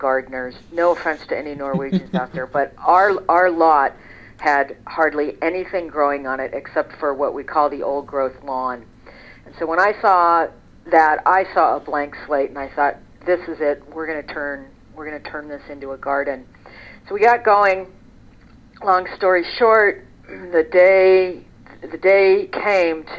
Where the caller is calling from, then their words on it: Seattle, Washington, United States; I'm calling in from the kitchen table, which is located in Seattle, Washington